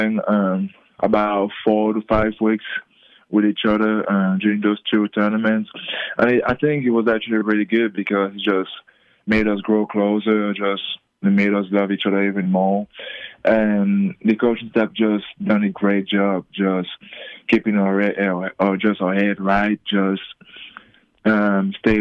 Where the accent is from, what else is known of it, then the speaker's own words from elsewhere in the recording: Cameroon; moved away; also born or lived in Australia / Las Vegas; I'm the first from Cameroon to be in a team that won a national championship